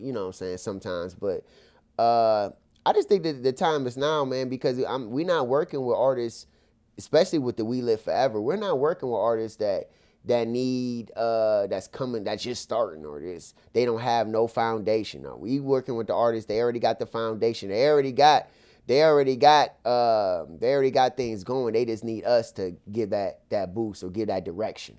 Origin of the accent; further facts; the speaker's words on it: Akron, Ohio, United States; my hometown, Akron